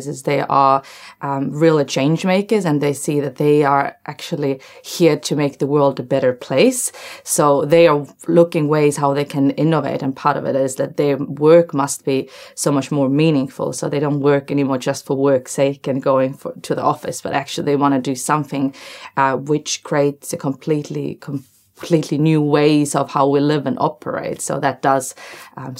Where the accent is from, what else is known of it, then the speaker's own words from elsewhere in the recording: Estonia; now in Wellington, New Zealand; I'm from Estonia